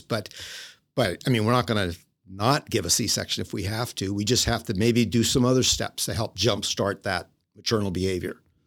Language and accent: English; Illinois, United States; moved away; I'm originally from Illinois, state of Illinois, and grew up there on a small farm